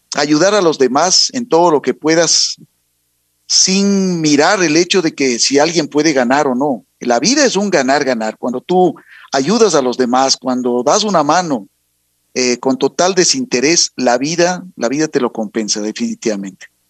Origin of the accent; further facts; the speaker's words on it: Quito, Pichincha, Ecuador; soy quiteño de corazón, madre ribambeña, padre cuencano. Y a buen hora, pues se encontraron acá en, en Quito y por eso yo soy un, un quiteño un quiteño más que quiere esta linda ciudad